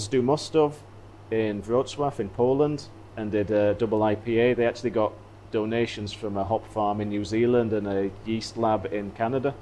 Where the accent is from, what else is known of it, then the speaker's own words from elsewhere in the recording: United Kingdom; I'm British